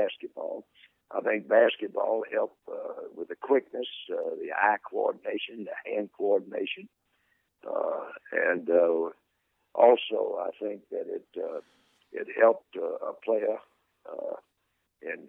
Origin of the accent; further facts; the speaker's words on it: Mobile, Alabama, United States; growing up in Mobile